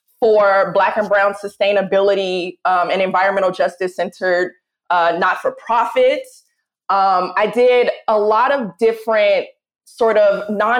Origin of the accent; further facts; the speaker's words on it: Oakland, California, United States; growing up in Oakland sets the tone and the temperature for who I am